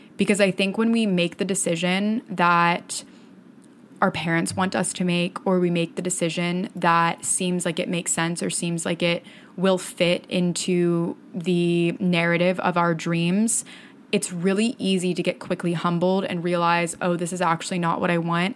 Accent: Fort Myers, Florida, United States; moved away as an adult; now in New York, United States; I grew up in Fort Myers, Florida, which is a small-ish town about two hours south of Tampa on the southwest coast

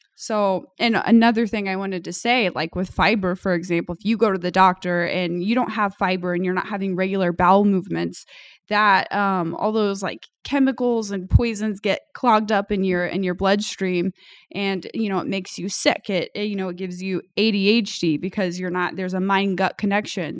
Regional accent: United States; growing up in America

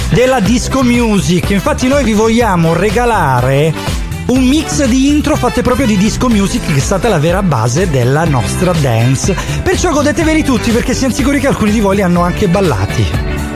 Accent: Catanzaro, Calabria, Italy; io sono di Catanzaro

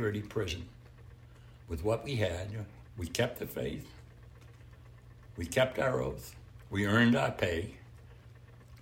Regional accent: United States; I'm an American

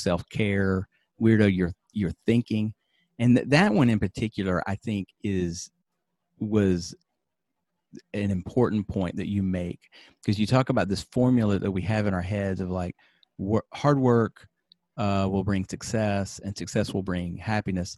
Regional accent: United States; moved away as an adult; now in Japan; in America, growing up in America

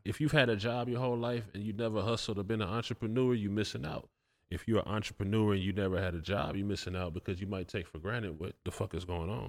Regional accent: Atlanta, Georgia, United States; I'm from Atlanta.

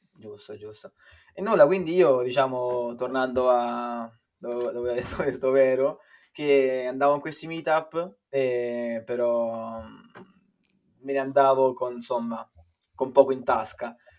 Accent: Viterbo, Lazio, Italy; moved away as an adult; now in Ireland; vengo da Viterbo

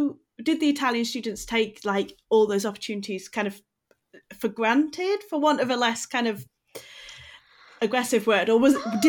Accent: Sheffield, Yorkshire and the Humber, United Kingdom; I grew up in Sheffield

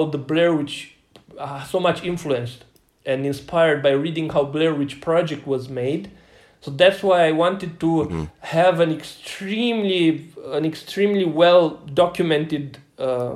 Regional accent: Romania; from Radouz, from my hometown.

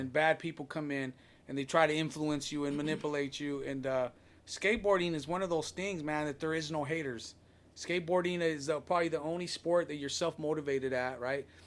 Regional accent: Long Beach, California, United States; moved away as an adult; now in Downey, United States; I'm born and raised in Long Beach

